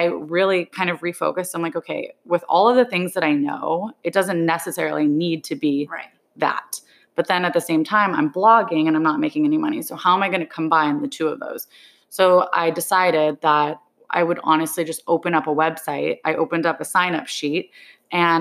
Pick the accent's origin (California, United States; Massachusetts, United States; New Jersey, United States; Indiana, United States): California, United States; San Diego; moved away as an adult; also born or lived in Los Angeles, United States; now in New York, United States; I'm born in San Diego. I lived there my whole life.